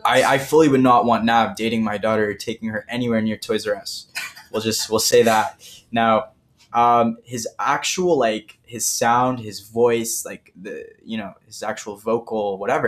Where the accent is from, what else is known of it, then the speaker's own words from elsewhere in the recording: Toronto, Ontario, Canada; I'm from Toronto